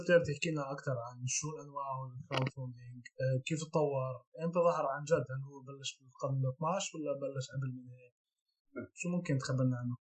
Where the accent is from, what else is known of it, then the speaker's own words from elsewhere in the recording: Palestine; عندنا بفلسطين